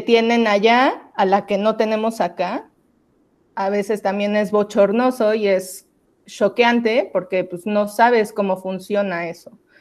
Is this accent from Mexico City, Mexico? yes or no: yes; Mexico City, Mexico; Yo soy del DF